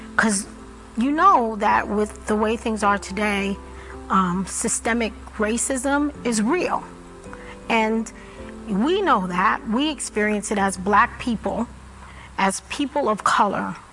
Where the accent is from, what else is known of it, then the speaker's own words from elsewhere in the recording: New York, United States; I grew up in Brooklyn